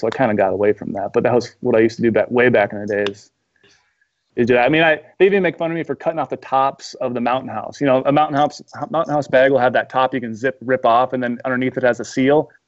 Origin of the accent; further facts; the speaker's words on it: Midwest, United States; moved away as an adult; also born or lived in Missoula, Montana; I grew up in the Midwest, so I'm used to hunting whitetails when I was, you know, in high school